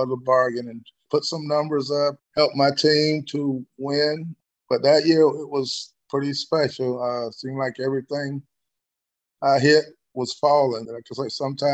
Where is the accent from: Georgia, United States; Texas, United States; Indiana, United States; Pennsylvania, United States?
Georgia, United States; Hinesville; Country boy like me, I thought I would never get out of Hinesville.